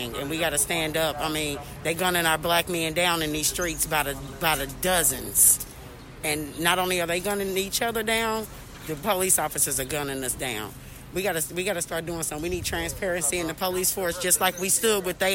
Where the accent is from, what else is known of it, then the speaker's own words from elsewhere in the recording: Indianapolis, Indiana, United States; I'm from the Far East Side